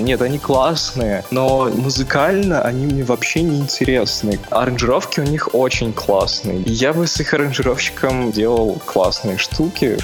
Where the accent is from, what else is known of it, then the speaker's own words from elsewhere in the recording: Divnogorsk, Krasnoyarsk Krai, Russia; also born or lived in Yekaterinburg; now in Saint Petersburg, Russia; Изначально я из Красноярска. В принципе, если прямо самое-самое начало, то это Дивногорск, это рядышком с Красноярском маленький город.